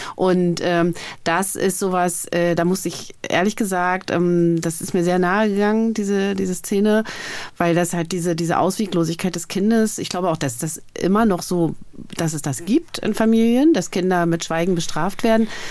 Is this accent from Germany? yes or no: yes; Germany; ich als Ostdeutsche meiner Generation